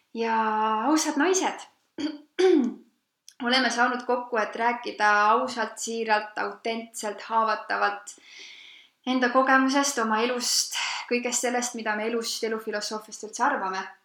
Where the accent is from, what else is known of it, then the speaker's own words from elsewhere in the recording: Loksa, Harju County, Estonia; sellest kohast, kust ma pärit olen, et Loksa